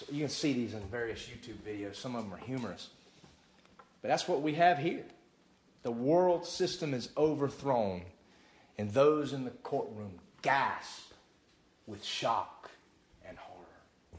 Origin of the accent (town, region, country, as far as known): United States